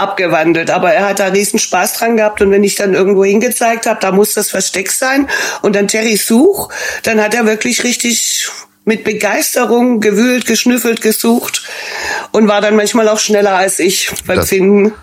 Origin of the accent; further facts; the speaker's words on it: Stuttgart, Baden-Württemberg, Germany; accent: Swabian; moved away as an adult; now in Dortmund, Germany; Ich bin ursprünglich aus Stuttgart